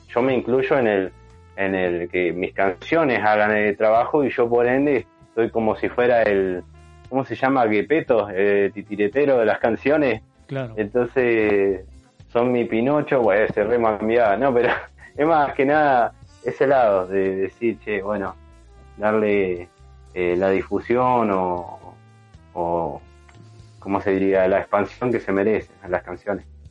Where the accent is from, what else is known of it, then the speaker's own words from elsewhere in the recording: San Martín de los Andes, Neuquén, Argentina; yo me crié en San Martín de los Andes también, soy de Neuquén y bueno, me crié allá en San Martín.